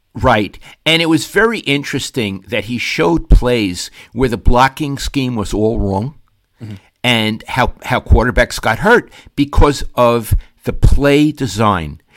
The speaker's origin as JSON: {"language": "English", "area": "Avenue L", "region": "New York", "country": "United States", "tie": "born or raised there", "moved": "yes", "said": "I grew up on Avenue L at one end"}